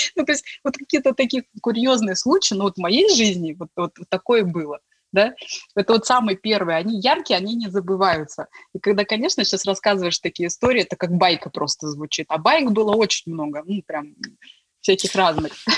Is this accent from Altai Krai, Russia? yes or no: yes; Gorno-Altaysk, Altai Krai, Russia; moved away; also born or lived in Tomsk; мой родной город, откуда я родом, это Горно-Алтайск, это республика Алтай